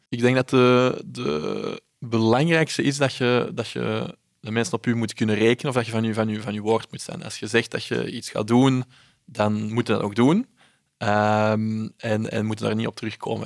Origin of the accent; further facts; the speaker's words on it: Belgium; ik ben in België opgegroeid